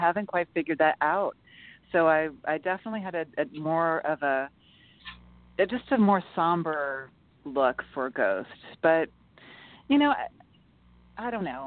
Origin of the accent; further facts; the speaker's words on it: New York, United States; I'm a New Yorker